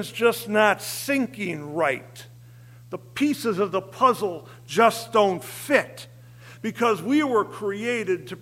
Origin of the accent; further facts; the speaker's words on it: Berwyn, Illinois, United States; I was raised in the Ebenezer Christian Reformed Church in Berwyn, old Dutchman